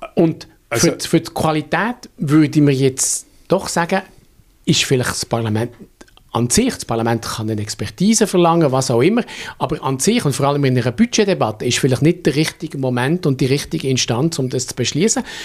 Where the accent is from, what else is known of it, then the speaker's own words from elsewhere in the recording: Bern, Switzerland; also born or lived in Basel; als, als Berner